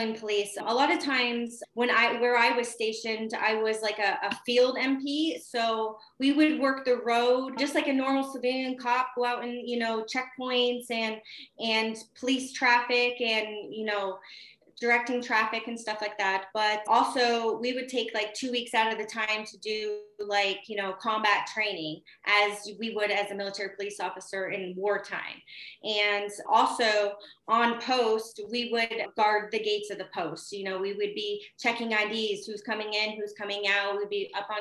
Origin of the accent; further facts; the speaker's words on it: Northwestern Pennsylvania, United States; I'm from Northwestern Pennsylvania, born and raised